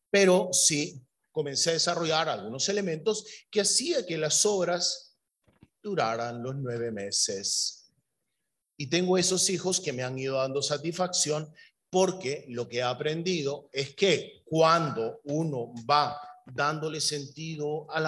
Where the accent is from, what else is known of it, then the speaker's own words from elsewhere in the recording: Peru; born there; yo soy peruano de nacimiento, yo iba guiando